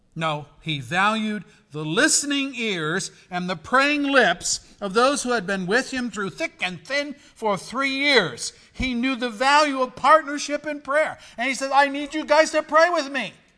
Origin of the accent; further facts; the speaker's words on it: Pennsylvania, United States; I'm from Pennsylvania